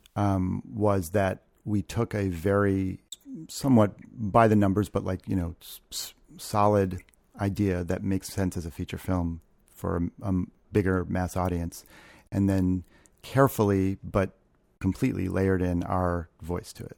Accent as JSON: {"language": "English", "region": "Ohio", "country": "United States", "tie": "born or raised there", "also_born_or_lived": "New York", "moved": "yes", "said": "I grew up in Ohio"}